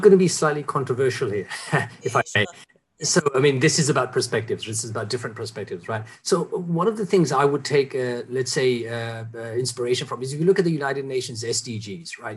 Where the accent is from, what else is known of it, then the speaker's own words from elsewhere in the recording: Singapore; as a Singaporean